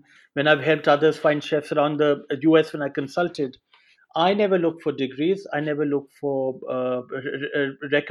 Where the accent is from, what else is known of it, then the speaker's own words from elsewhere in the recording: India; moved away; growing up in India